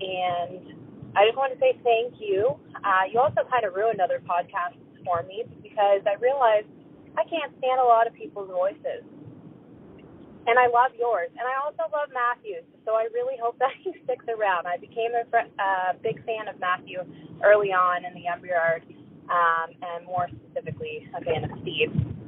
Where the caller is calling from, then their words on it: Lower Sackville, Nova Scotia, Canada; I'm calling from Lower Sackville, Nova Scotia.